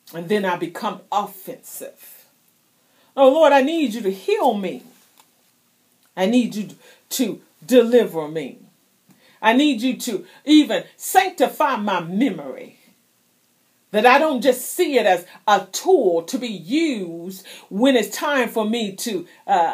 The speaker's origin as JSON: {"language": "English", "region": "South Carolina", "country": "United States", "tie": "born or raised there", "also_born_or_lived": "Florida", "moved": "yes", "said": "I was born in South Carolina. I spent many years in Florida."}